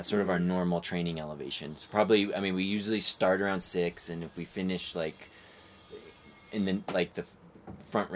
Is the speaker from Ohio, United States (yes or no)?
no; Phoenix, Arizona, United States; growing up in the Phoenix area at say 2000 feet elevation outside of Phoenix